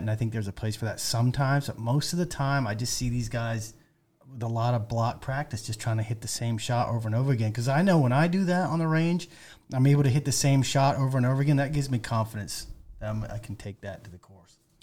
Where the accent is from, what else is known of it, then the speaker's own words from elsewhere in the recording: Maine, United States; moved away; I'm from Maine originally